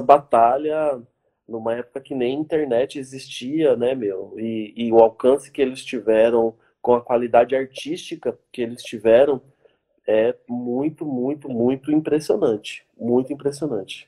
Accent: Mauá, São Paulo, Brazil; tem esse lugar que eu fui criado, né, que é o, o Jardim Zaira.

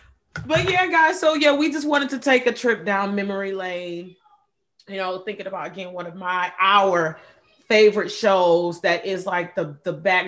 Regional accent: Detroit, Michigan, United States; growing up in Detroit

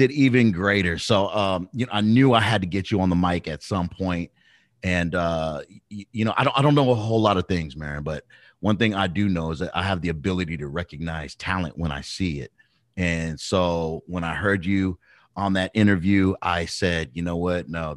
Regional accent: Long Beach, California, United States; raised in the beautiful island of Long Beach, California.

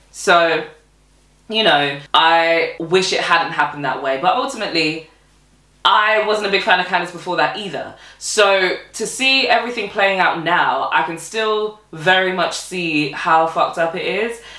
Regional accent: Nigeria; as a Nigerian woman as well, because I'm Nigerian.

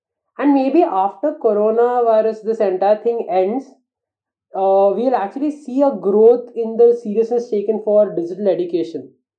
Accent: Mumbai, Maharashtra, India; I mean, I come from Bombay. I have seen it.

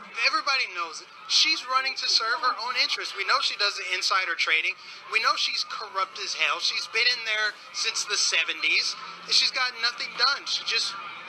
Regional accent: Colorado, United States; now in Florida, United States; I love the South. I grew up in Colorado originally. I love the South. I live in Florida.

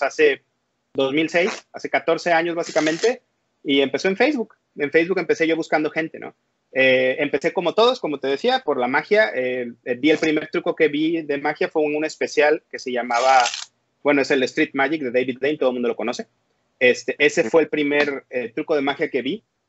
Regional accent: Veracruz, Mexico; now in Monterrey, Mexico; yo soy originario, nací en Veracruz, este, en el puerto de Veracruz. Yo vengo de por allá. Actualmente vivo en Monterrey, Nuevo León

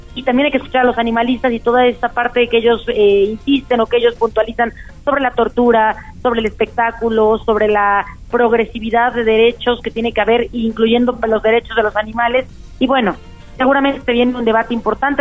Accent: Puebla, Mexico; como poblanos, como poblanas

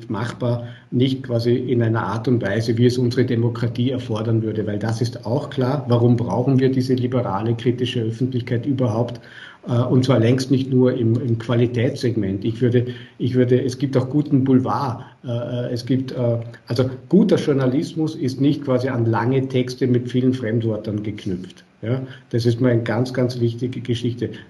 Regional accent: Vorarlberg, Austria; Äh, ich bin Vorarlberger, Sie haben es erwähnt bei Ihrer, bei Ihrer Einleitung und Begrüßung.

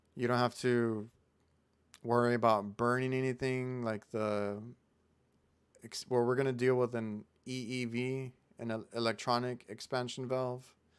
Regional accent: Mission, Texas, United States; I'm from Mission

